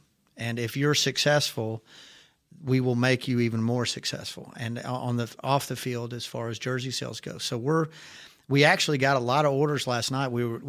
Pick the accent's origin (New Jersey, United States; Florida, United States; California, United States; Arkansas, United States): Arkansas, United States; I'm from Arkansas, and that is random.